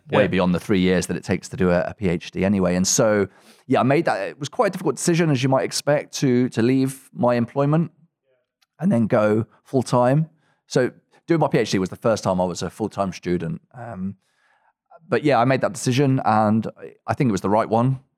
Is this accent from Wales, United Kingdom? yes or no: no; Coventry, West Midlands, United Kingdom; I'm originally from Coventry in England